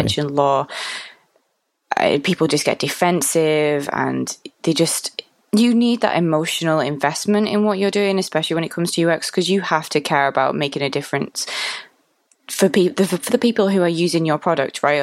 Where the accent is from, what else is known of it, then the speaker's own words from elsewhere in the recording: Manchester, North West England, United Kingdom; So I'm from Manchester